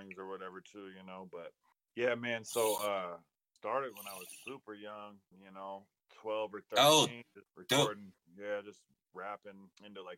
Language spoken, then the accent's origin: English; Spokane, Washington, United States; There's another Blaze one that I grew up with in Spokane